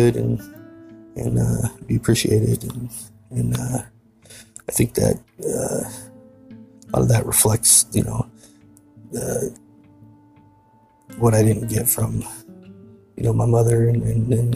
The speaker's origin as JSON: {"language": "English", "town": "Tumwater", "region": "Washington", "country": "United States", "tie": "born or raised there", "said": "I was born and raised in Tumwater, Washington"}